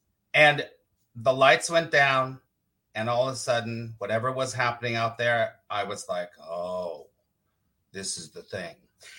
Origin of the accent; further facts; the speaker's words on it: Los Angeles, California, United States; California, Los Angeles.